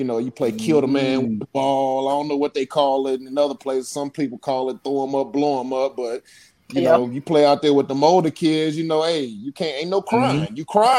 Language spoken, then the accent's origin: English; East Texas, United States; Yeah, I'm from East Texas, man.